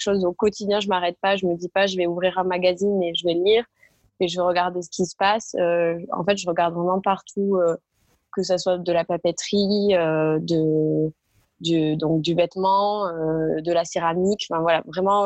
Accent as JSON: {"language": "French", "area": "a small village near Castres, Tarn", "region": "Occitania", "country": "France", "tie": "born or raised there", "moved": "as an adult", "lives_now": "Paris, France", "said": "je suis originaire du sud de la France, euh, dans un petit village du côté de Castres, qui est dans le Tarn"}